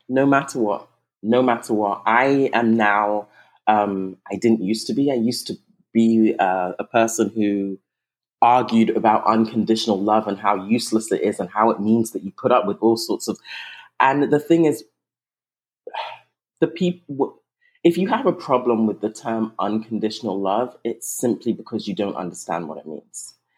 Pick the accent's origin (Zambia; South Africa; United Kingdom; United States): United Kingdom; England; moved away; also born or lived in Nigeria; I'm originally Nigerian. I was raised in England, but I'm originally Nigerian.